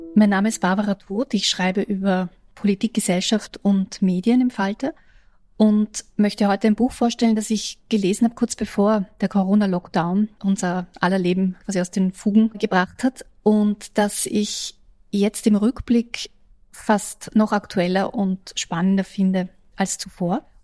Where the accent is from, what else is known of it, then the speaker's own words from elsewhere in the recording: Austria; als Österreicherin